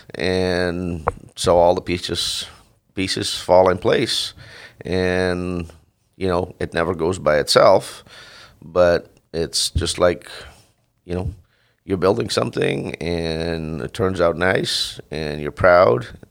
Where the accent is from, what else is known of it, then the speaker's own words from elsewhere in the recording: Netherlands; moved away as an adult; also born or lived in California / Washington; now in Mesa, Washington, United States; I grew up in Holland. Uh, my family had a, a dairy farm